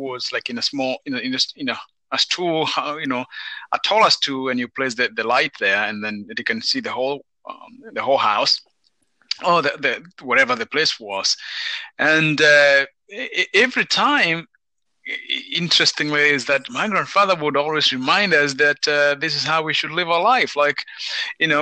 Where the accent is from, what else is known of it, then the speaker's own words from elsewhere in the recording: Kenya; moved away; I'm from Kenya